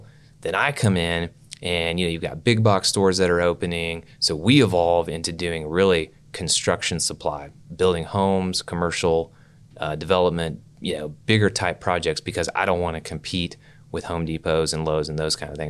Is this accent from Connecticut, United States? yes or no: no; Oklahoma City, Oklahoma, United States; Yeah, I grew up in Oklahoma City, like Northwest 39th in Portland area.